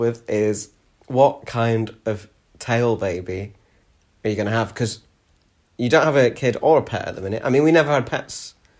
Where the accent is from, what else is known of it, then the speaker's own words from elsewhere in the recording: Denton, North West England, United Kingdom; now in Newcastle, United Kingdom; We grew up in Denton.